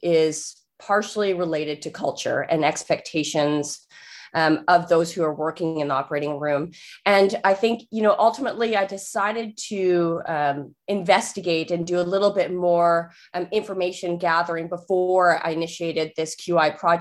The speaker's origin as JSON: {"language": "English", "town": "Nanaimo", "region": "British Columbia", "country": "Canada", "said": "I'm from Nanaimo, BC, and that's on Vancouver Island"}